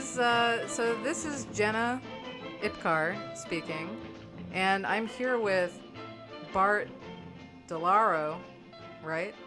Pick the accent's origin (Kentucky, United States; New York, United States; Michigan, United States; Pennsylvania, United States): New York, United States; New York City; born, born and raised before it was too cool